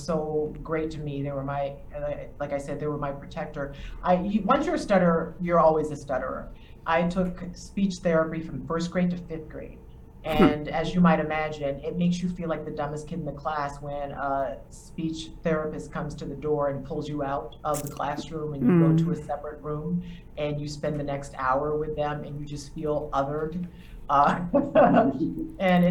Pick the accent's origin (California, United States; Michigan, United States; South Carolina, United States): South Carolina, United States; Charleston; moved away as an adult; I am from Charleston, South Carolina, born on John's Island.